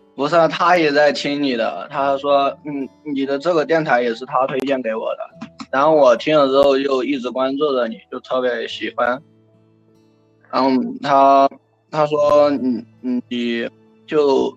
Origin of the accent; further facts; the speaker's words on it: Chengdu, Sichuan, China; 我是成都人